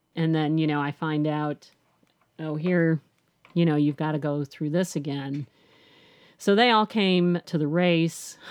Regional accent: Chicago, Illinois, United States; now in Nashville, United States; I've lived in Nashville for twenty-six, seven years, twenty, almost twenty-seven years. but I'm from Chicago

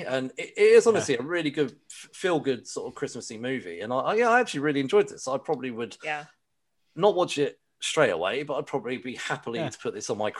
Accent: United Kingdom; Maybe it's because I'm British.

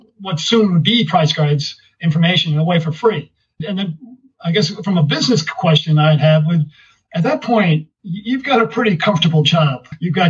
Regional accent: New York, United States; I was born in New York

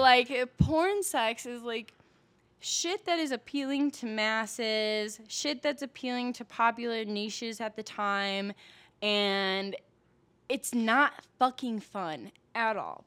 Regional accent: Milwaukee, Wisconsin, United States; moved away as an adult; now in Denver, United States; I'm originally from Milwaukee, Wisconsin

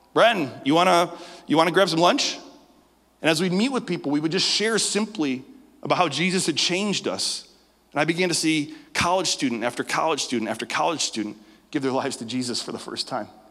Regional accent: Western New York, United States; I was born in Western New York

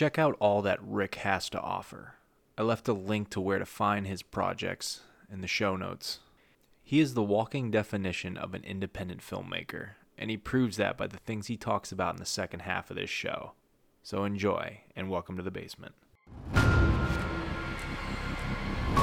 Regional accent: Western Massachusetts, United States; I'm from Western Mass

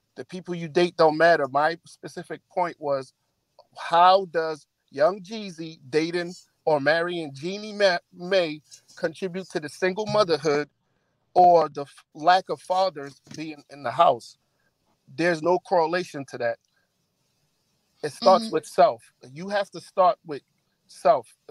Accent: Nigeria; now in United States; I'm not a first generation, second generation. I was born and raised in Nigeria.

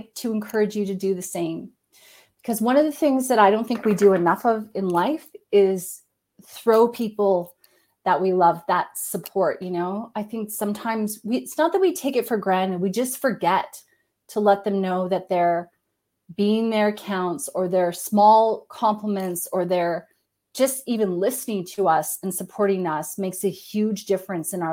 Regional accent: Canada; I'm Canadian.

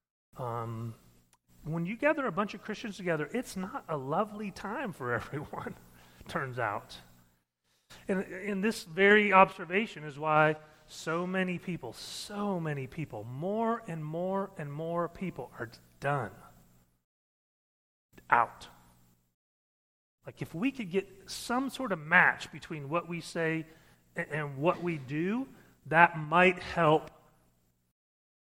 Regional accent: Missouri, United States; I grew up in Missouri

